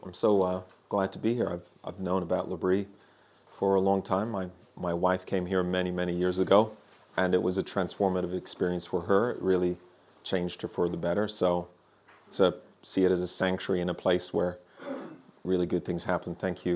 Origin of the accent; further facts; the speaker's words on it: Ireland; also born or lived in Germany; now in Birmingham, United Kingdom; I grew up in Ireland and Germany, everywhere people thinking that I'm from somewhere else. And now I've been living in Birmingham for my whole adult life, and I've been there for a long time.